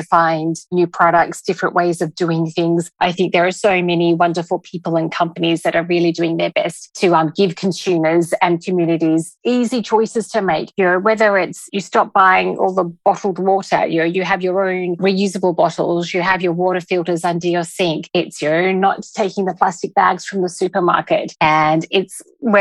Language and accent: English; Australia; moved away as an adult; now in Dubai, United Arab Emirates; So I am from Australia, along with my husband. We arrived in Dubai 5 years ago